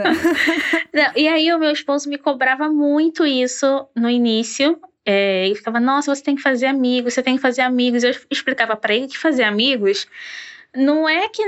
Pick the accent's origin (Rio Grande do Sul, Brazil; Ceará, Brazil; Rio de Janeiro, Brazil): Rio de Janeiro, Brazil; Sou do Rio é, de Janeiro.